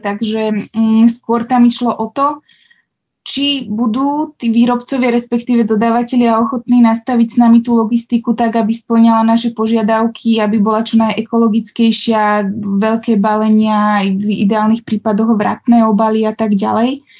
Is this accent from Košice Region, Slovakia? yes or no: no; Trenčín, Trenčín Region, Slovakia; moved away as an adult; ja som z Trenčína, aj keď som teda posledných 10 rokov tu nebola